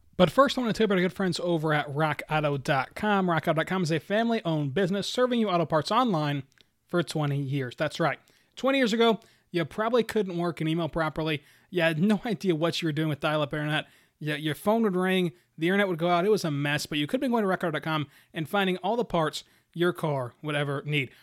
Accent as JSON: {"language": "English", "region": "Oklahoma", "country": "United States", "tie": "born or raised there", "said": "my home state"}